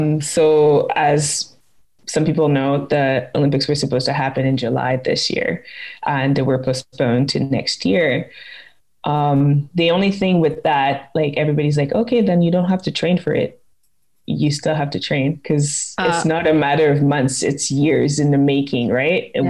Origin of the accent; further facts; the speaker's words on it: Quebec, Canada; I'm originally from Quebec and it's still my home province